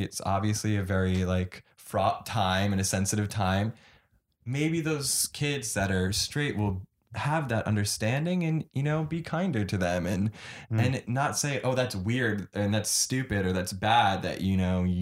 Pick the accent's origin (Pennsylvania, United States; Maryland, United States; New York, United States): New York, United States; New York City; growing up in a liberal area